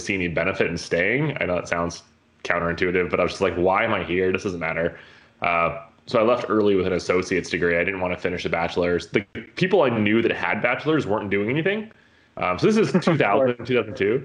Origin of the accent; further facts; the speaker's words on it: Colorado, United States; I grew up in Colorado in like the mountains, like 9,000 feet elevation, tiny little town.